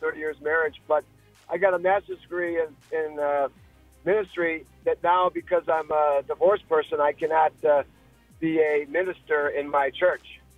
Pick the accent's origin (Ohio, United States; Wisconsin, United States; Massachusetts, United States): Wisconsin, United States; Milwaukee; now in Fredericksburg, United States; I'm from Milwaukee